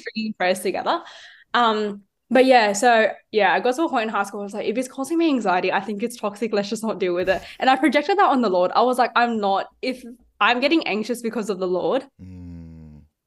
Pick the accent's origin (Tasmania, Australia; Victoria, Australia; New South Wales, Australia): New South Wales, Australia; Sydney; I am from Sydney and I was born in Sydney.